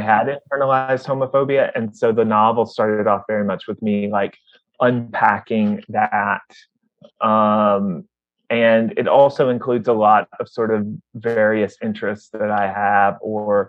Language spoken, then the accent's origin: English; Mississippi, United States; moved away as an adult; also born or lived in Ohio; I am originally from Mississippi.